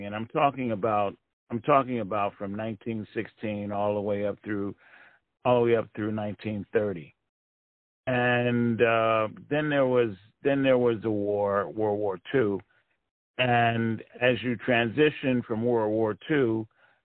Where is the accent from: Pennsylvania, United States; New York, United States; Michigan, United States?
Pennsylvania, United States; Philadelphia; I was born and raised in Philadelphia